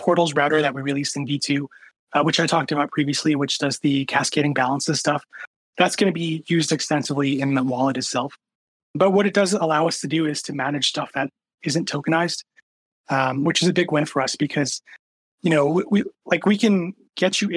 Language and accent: English; Canada; I'm Canadian